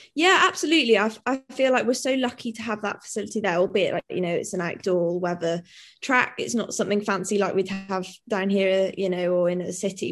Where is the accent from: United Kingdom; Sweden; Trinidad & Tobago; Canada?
United Kingdom; Wales; also born or lived in Newtown; now in Cardiff, United Kingdom; I am Welsh and very like patriotic and proud to be Welsh